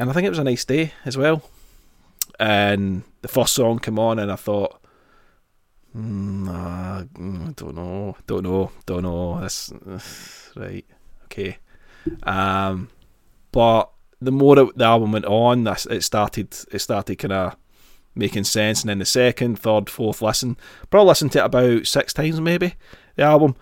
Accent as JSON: {"language": "English", "town": "Glasgow", "region": "Scotland", "country": "United Kingdom", "tie": "born or raised there"}